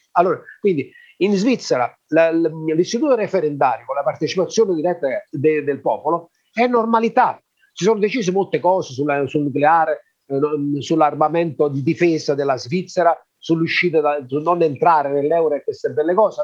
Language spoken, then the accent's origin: Italian; Magna Graecia, Southern Italy, Italy; noi siamo della Magna Grecia